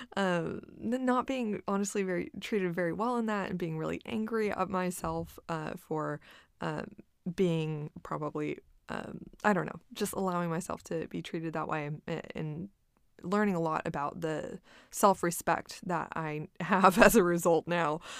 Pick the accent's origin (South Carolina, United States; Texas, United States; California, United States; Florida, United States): Texas, United States; Corpus Christi; moved away as an adult; now in Austin, United States; my hometown of Corpus Christi